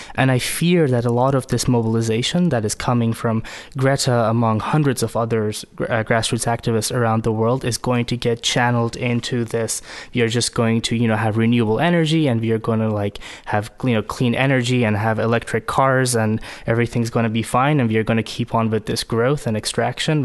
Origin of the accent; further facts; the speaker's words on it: Iran; moved away as an adult; also born or lived in United States; now in Oslo, Norway; I grew up in Iran, but lived most of my adult life in the U S.